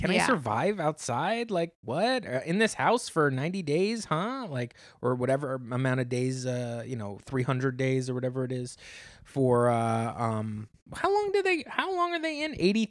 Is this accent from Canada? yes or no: no; the South, United States; Yes, we do. I grew up in the South.